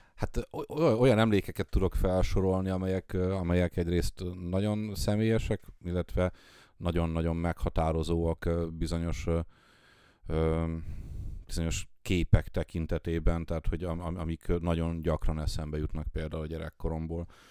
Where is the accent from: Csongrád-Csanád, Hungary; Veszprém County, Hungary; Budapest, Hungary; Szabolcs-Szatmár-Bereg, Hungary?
Szabolcs-Szatmár-Bereg, Hungary; Tiszalök; also born or lived in Nyíregyháza; én ugye vidéki gyerek vagyok, Aha. és, és Nyíregyházán, meg szülőfalum, most már város, Tiszalökön nevelkedtem